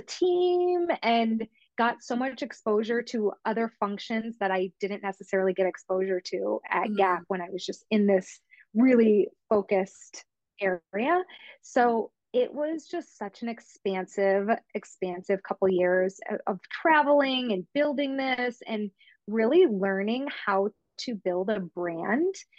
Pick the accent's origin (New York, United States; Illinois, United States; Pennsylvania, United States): New York, United States; I'm from New York, obviously the other side of the state